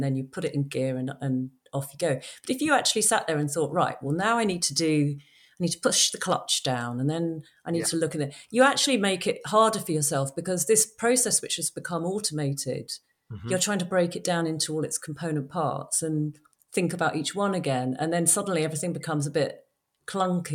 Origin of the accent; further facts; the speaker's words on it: London, United Kingdom; I grew up in London